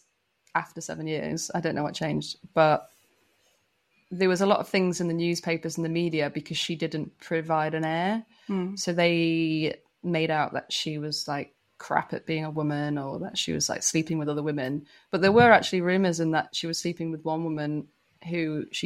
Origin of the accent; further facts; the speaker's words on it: Manchester, North West England, United Kingdom; moved away as an adult; I grew up in Manchester in the UK, which is like notoriously gay friendly